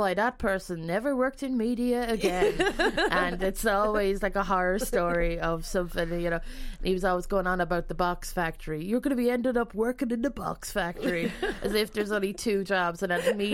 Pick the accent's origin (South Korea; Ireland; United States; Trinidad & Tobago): Ireland; Westmeath, Leinster; moved away as an adult; also born or lived in Dublin; I moved back to Westmead from Dublin after college because there was no work